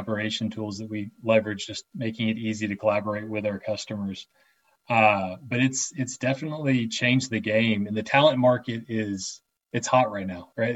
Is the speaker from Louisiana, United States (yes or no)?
no; Atlanta, Georgia, United States; A lot of us are born and raised in Atlanta here as well